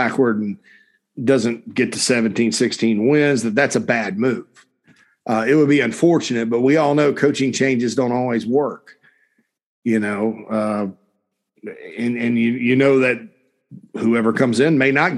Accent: Spartanburg, South Carolina, United States; my hometown of Sparkle City, Spartanburg, South Carolina.

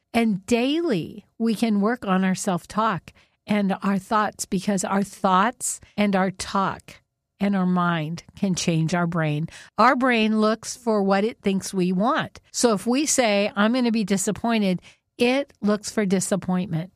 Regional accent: Whidbey Island, Washington, United States; we grew up on Whidbey Island.

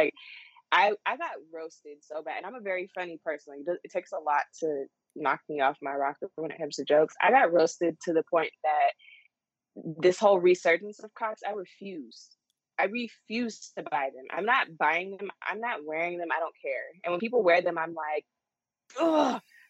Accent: Texas, United States; Like, my hometown is 2.5 hours away from Dallas.

